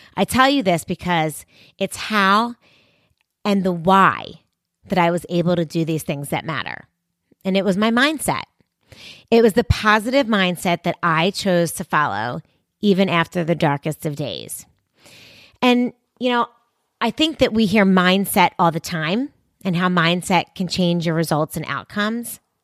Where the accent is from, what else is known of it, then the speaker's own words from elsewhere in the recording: Philadelphia, Pennsylvania, United States; right here in my hometown in, of Philadelphia